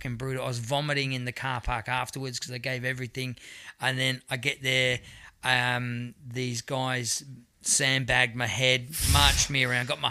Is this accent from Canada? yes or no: no; Adelaide, South Australia, Australia; I'm from Adelaide, you know, and more often than not, it's like, look out in the audience, and it's like, went to school with that person